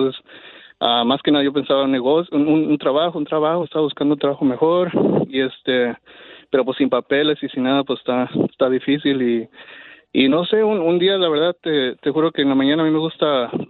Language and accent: Spanish; Torreón, Coahuila, Mexico